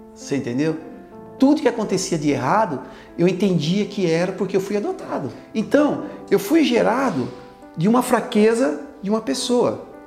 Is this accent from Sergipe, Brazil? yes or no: no; Osvaldo Cruz, São Paulo, Brazil; also born or lived in Dracena, São Paulo; Indracena, quando eu vim de lá para cá, eu tinha quatro anos. Eu vim de Indracena aqui para Oswaldo Cruz.